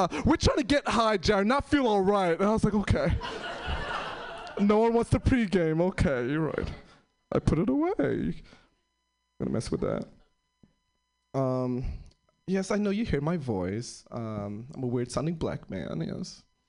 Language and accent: English; New York City, New York, United States; moved away; I'm originally from New York City. Most of my family's from the East Coast. I'm the first one to move to the West Coast.